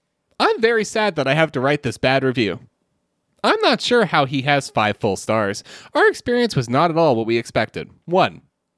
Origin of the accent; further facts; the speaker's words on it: California, United States; This was one of the top 5 most beautiful sunsets I have seen. And I'm from California.